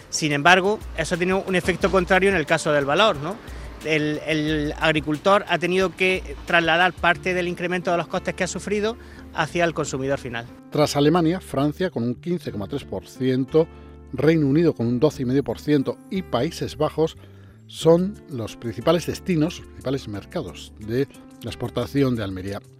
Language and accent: Spanish; Ibarra, Imbabura, Ecuador; now in Spain; Soy ecuatoriano de la provincia de Imbabura, Cantón Ibarra, y ah, vivo en el Cortijo de los Pinos, un cortijo de la empresa, y trabajo en el campo.